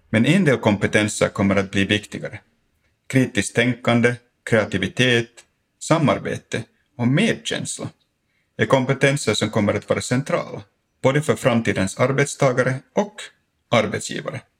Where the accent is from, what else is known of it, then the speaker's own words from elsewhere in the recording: Finland; För mig personligen har det sociala och känslomässiga skyddsnät jag fick när jag växte upp i Finland varit helt grundläggande.